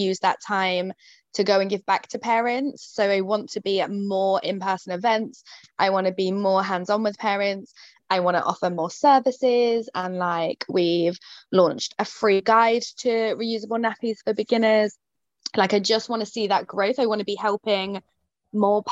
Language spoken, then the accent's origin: English; Yeovil, South West England, United Kingdom; I'm based in Somerset in the UK. So my hometown is Yeovil